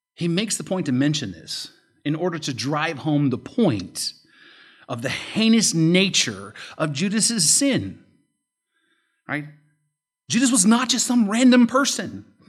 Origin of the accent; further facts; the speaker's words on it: United States; as American Christians